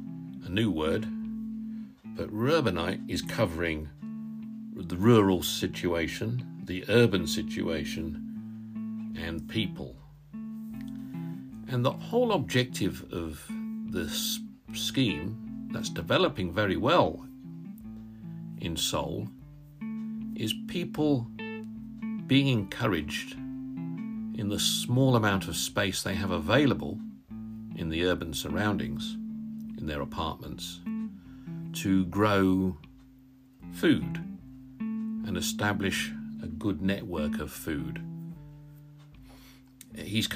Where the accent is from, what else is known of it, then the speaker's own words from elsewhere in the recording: Northamptonshire, East Midlands, United Kingdom; now in Derbyshire, United Kingdom; We're from Northamptonshire, actually. I was born in Northamptonshire